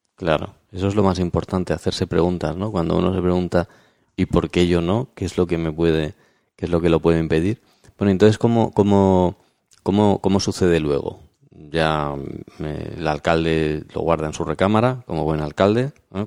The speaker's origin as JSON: {"language": "Spanish", "country": "Spain", "said": "nosotros somos españoles"}